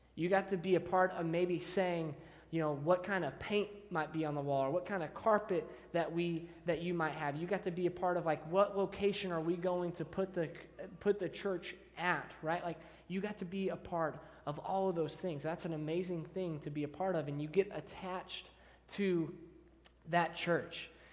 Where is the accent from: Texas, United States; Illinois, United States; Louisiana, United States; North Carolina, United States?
Texas, United States; Deer Park; So I grew up in Deer Park, Texas. Uh, it's like 20 minutes southeast of Houston. So, like I said, I've been around kind of the Houston area my whole life.